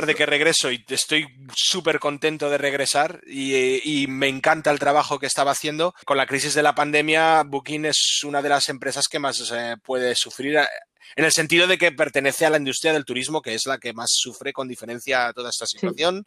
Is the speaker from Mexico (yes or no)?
no; Zaragoza, Aragon, Spain; moved away as an adult; also born or lived in Germany / Barcelona; now in Netherlands; no regreso a Zaragoza, que es mi ciudad natal